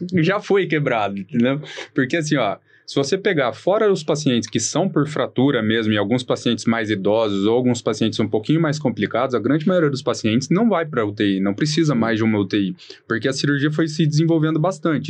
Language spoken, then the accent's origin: Portuguese; Maringá, Paraná, Brazil; moved away as an adult; also born or lived in Porto Alegre; now in São Paulo, Brazil; sou de Maringá, no Paraná, fiz faculdade em Porto Alegre, na Federal de Ciências da Saúde, e depois vim aqui para São Paulo